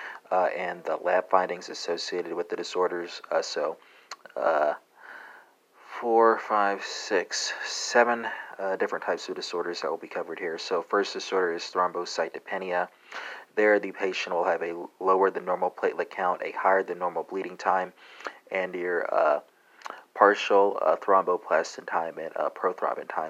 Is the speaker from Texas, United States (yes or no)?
yes; Texas, United States; accent: Texas; my Texas accent